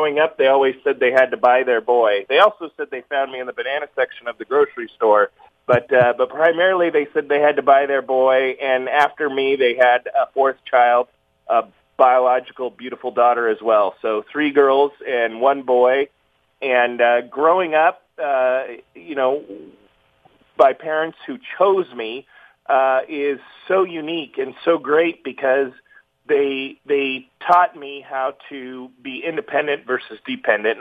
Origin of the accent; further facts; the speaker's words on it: Fullerton, California, United States; I was born in Southern California in a small town called Fullerton, California